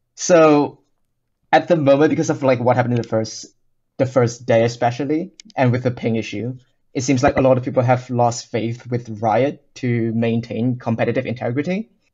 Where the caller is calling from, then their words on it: United Kingdom; calling from the U K